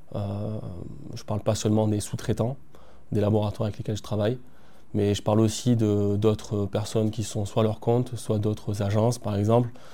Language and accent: French; Marseille, Provence-Alpes-Côte d'Azur, France; moved away as an adult; now in La Valette-du-Var, France; je suis originaire de Marseille.